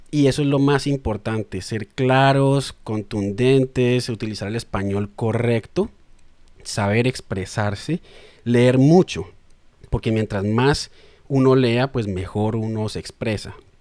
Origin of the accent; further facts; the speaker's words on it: Cali, Valle del Cauca, Colombia; moved away as an adult; also born or lived in Bogotá, Colombia; now in Australia; nací en Cali y cuando terminé el colegio por allá en 2008 decidí estudiar periodismo